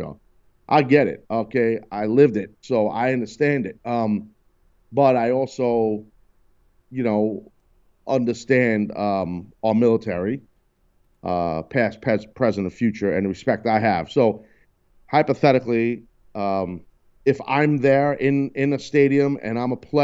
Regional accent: United States; as an American, born, bred, and proud

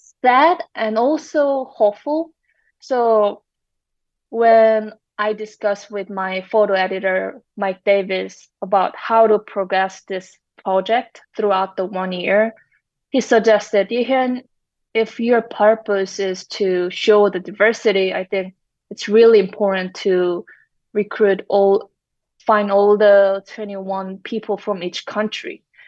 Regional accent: South Korea; although I'm from South Korea, I was not familiar with, say, Karen community.

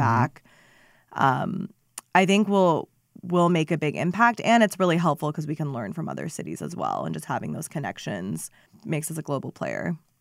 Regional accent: Phoenix, Arizona, United States; also born or lived in Seattle, Washington; Phoenix and, and where we were on things, um, being my hometown

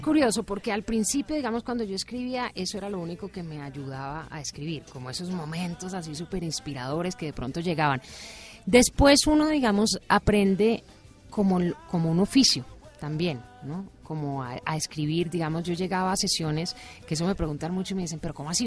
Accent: Colombia; moved away; also born or lived in United States; yo soy colombiana

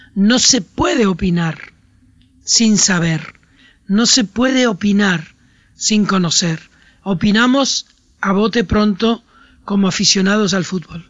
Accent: Puerto de la Cruz, Canary Islands, Spain; mi infancia, una infancia de un lugar que se parecía por otra parte a su territorio, a Argelia, mi pueblo en un barranco de, de Tenerife

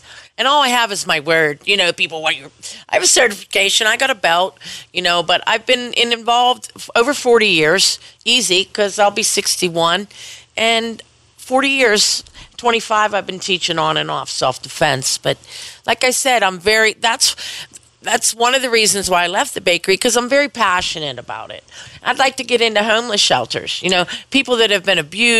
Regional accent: Penn Hills, Pennsylvania, United States; Penn Hills. I'm from Penn Hills.

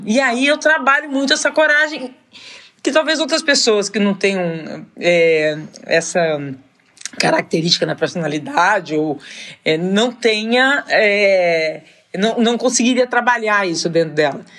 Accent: São José do Rio Preto, São Paulo, Brazil; Eu sou de São José do Rio Preto

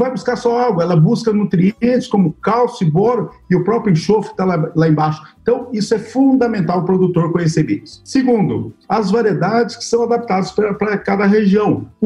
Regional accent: Luís Eduardo Magalhães, Bahia, Brazil; Eu venho de uma região de Luiz Eduardo Magalhães, por exemplo, que lá é, é, é, é fundamental que eu faça um bom perfil de solo, porque nós temos a tal da estiagem lá.

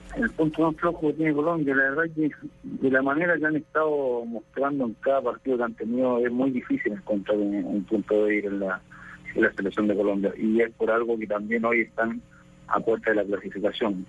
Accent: Chile; las expectativas que tenemos nosotros como chilenos de nuestra selección

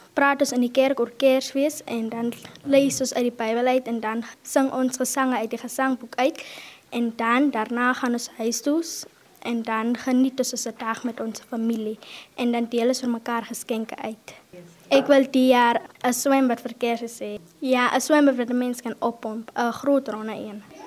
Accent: Concordia, South Africa; Ek is graad 6 en ek is van Concordia

